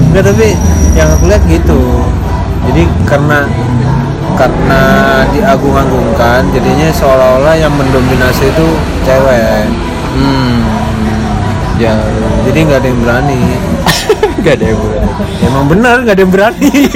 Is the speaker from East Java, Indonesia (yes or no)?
yes; Blitar, East Java, Indonesia; now in Malang, Indonesia; gue orang Blitar